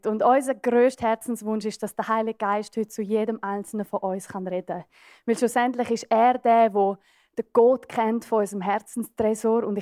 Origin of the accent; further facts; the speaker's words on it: Graubünden, Switzerland; Ich bin auf einem Bauernbetrieb aufgewachsen in den Bündner Bergen.